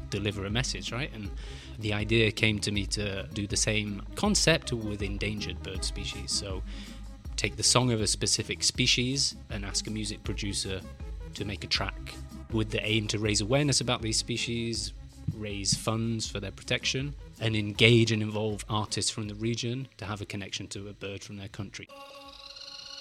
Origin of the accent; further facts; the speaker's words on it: Glossop, East Midlands, United Kingdom; I grew up in Glossop, in the north of England, in the Peak District